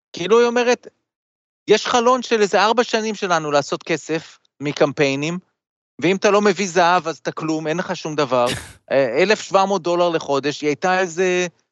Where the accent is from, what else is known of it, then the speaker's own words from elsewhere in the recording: Israel; also born or lived in United States (born) / New York; ישראל זה הבית, אבל הבית השני זה, זה ארצות הברית, כי א', נולדתי פה